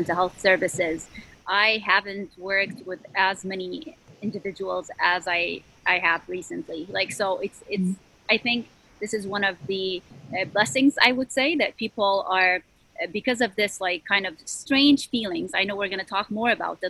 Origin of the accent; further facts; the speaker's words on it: Syria; moved away as an adult; now in Chicago, United States; I was born and raised in Syria